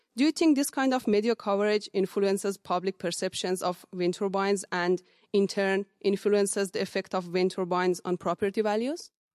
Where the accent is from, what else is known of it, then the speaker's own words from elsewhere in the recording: Windsor, Ontario, Canada; I'm from Windsor, Essex